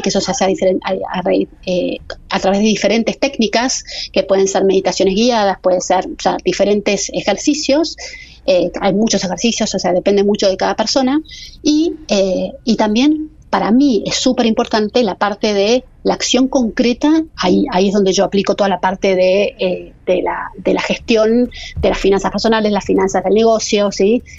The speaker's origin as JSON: {"language": "Spanish", "country": "Argentina"}